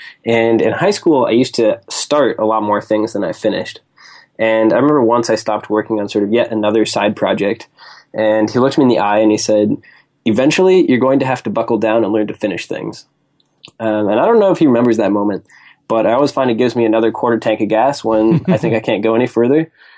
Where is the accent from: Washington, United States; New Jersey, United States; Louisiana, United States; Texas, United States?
Washington, United States; Seattle; So I grew up in Seattle, Washington, went to school in Boston at MIT, studied aerospace engineering